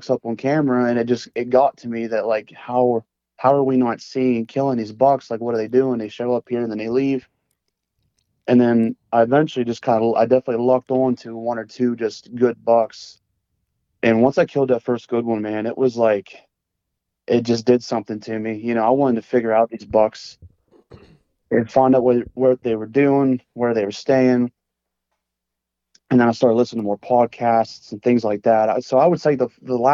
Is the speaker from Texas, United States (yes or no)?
no; West Central Pennsylvania, United States; I'm 27 years old. I'm from West Central Pennsylvania